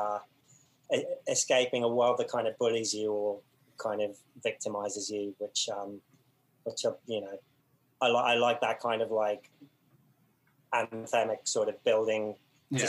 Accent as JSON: {"language": "English", "country": "United Kingdom", "said": "I'm a British guy"}